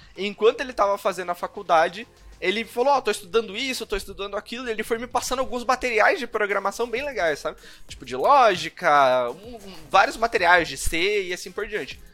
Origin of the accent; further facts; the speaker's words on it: Curitiba, Paraná, Brazil; numa empresa é, de educação aqui de Curitiba, eu sou de Curitiba.